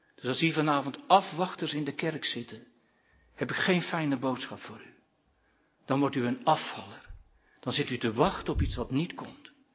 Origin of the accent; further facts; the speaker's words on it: Katwijk, South Holland, Netherlands; bij de oude kerk in Katwijk, dat is mijn geboortedorp